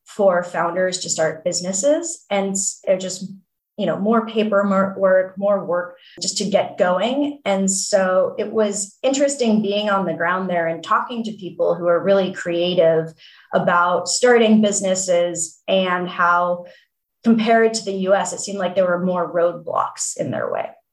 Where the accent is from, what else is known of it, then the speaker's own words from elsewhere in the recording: Palo Alto, California, United States; I grew up in Palo Alto and thinking about my childhood home, my mom worked in the semiconductor industry